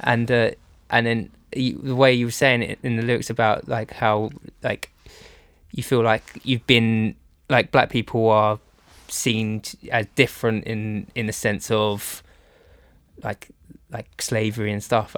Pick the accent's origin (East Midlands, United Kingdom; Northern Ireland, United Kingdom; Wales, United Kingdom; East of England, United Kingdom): East of England, United Kingdom; Essex; now in Bristol, United Kingdom; I'm from Essex, um, just east side of London